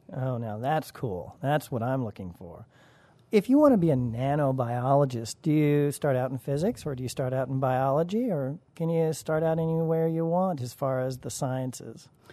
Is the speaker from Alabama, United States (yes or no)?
no; Colorado, United States; growing up in Colorado